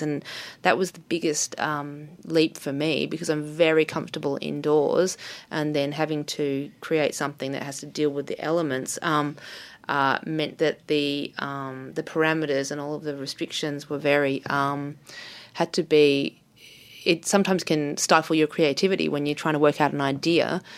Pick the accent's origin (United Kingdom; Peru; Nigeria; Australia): Australia; Melbourne, Victoria; also born or lived in New York; I was born in Melbourne, so I have a base here. I have a community here. I, I went to art school here